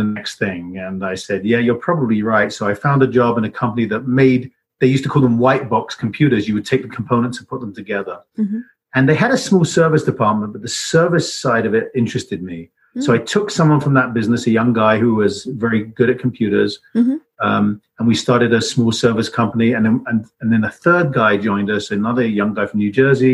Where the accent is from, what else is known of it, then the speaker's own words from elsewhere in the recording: England, United Kingdom; moved away as an adult; now in Boulder, United States; I grew up in England, and my parents are from immigrant families